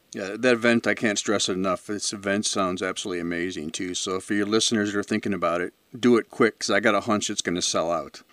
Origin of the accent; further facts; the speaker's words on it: Chicago, Illinois, United States; I'm from the Chicago area, born and raised out here.